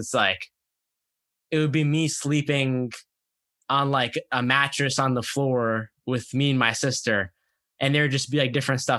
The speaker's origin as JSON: {"language": "English", "country": "United States", "tie": "born or raised there", "said": "my parents had come to America basically about a year before I was born from Egypt"}